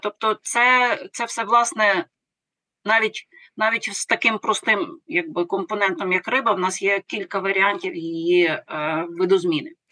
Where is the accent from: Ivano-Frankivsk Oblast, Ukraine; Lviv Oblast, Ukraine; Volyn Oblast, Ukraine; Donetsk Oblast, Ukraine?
Lviv Oblast, Ukraine; Lviv; Я львів'янка.